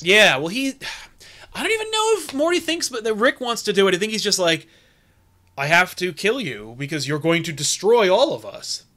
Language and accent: English; United States; As an American